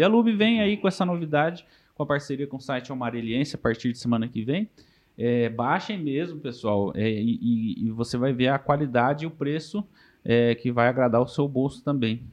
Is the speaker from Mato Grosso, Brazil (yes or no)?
yes; Mato Grosso, Brazil; now in Marília, Brazil; eu sou mato-grossense, como todo mundo já sabe, nascido no Mato Grosso